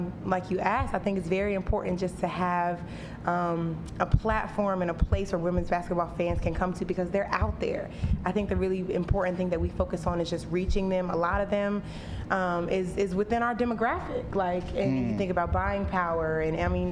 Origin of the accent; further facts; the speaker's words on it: North Carolina, United States; my hometown in North Carolina